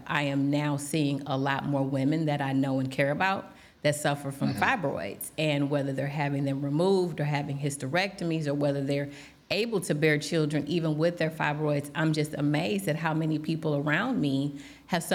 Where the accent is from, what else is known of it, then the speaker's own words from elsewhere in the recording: East St. Louis, Illinois, United States; I'm born and raised in East St. Louis